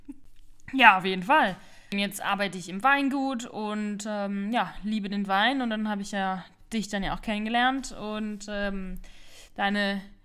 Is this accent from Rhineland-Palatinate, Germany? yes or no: yes; Rhineland-Palatinate, Germany; moved away as an adult; also born or lived in Sauerland; Meine Eltern hat es aber dann in die Pfalz verschlagen